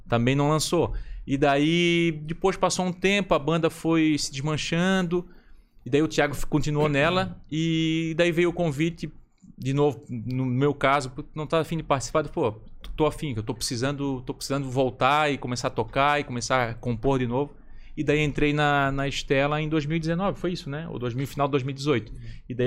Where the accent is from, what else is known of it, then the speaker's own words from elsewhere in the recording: Florianópolis, Santa Catarina, Brazil; now in São José, Brazil; nasci na Carmela Dutra